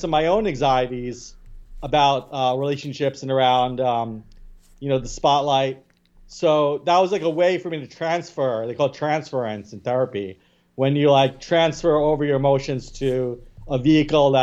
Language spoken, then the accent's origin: English; New York City, New York, United States; I was born in Staten Island.